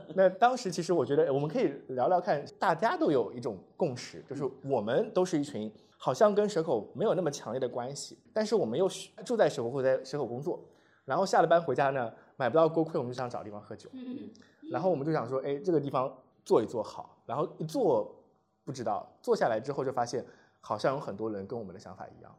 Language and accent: Chinese; Zhejiang, China; moved away as an adult; also born or lived in Shanghai; now in Shenzhen, China; 我是一九年从深圳的北方来的深圳，我是浙江人，然后我在浙江待了二十二年，然后在上海生活了八年，然后才来的深圳